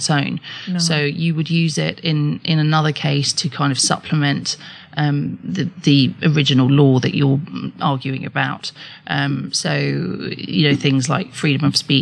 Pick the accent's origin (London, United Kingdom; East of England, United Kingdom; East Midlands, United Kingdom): London, United Kingdom; I grew up in London